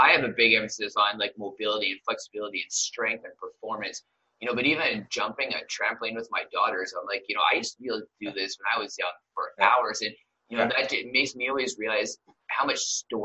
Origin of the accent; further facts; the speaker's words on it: Southern Alberta, Canada; we grew up together, and you know, I know what it was like growing up in Southern Alberta